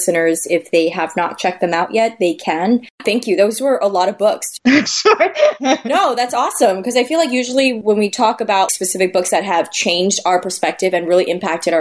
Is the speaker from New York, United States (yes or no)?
yes; Great Neck, New York, United States; growing up in Great Neck, Long Island